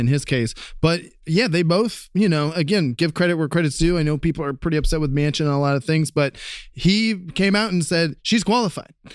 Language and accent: English; Columbus, Ohio, United States; moved away; we've got a lot of gun crime back in my hometown of Columbus, Ohio